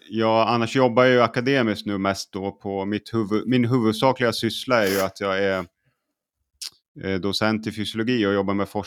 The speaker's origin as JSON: {"language": "Swedish", "region": "Åland", "country": "Finland", "tie": "born or raised there", "said": "Men jag, jag är uppvuxen på, född och uppvuxen på Åland."}